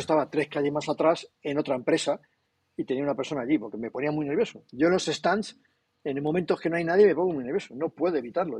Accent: Castile and León, Spain; yo que soy muy castellano, en Castilla y León

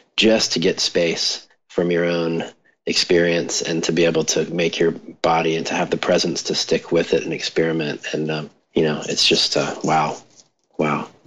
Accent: Mississippi, United States; growing up in Mississippi and with a chronic illness

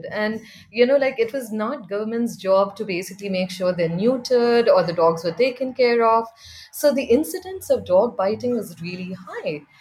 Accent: India; So I grew up in India.

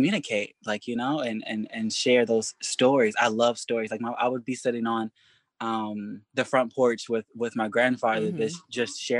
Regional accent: Kentucky, United States; growing up in Kentucky

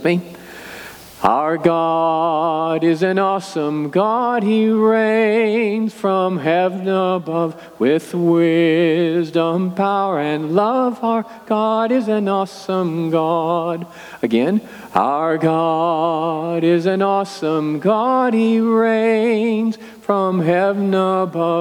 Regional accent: Excelsior Springs, Missouri, United States; I grew up in Excelsior Springs

